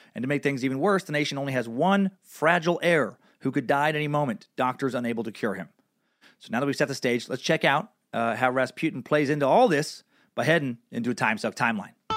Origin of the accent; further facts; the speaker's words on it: Idaho, United States; my little Idaho hometown